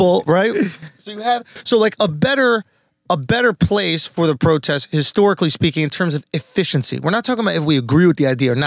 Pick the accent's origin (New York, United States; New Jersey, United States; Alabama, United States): New York, United States; I'm from New York.